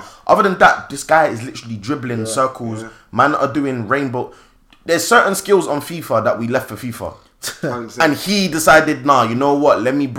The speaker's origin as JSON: {"language": "English", "country": "United Kingdom", "said": "being black and being British, just puts you on a rank where they'll use black people against black people."}